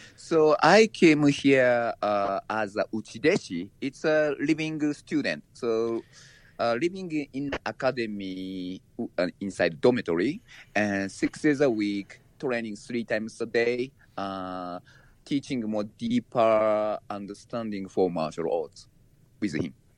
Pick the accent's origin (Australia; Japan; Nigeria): Japan; moved away; I was born in Japan and raised there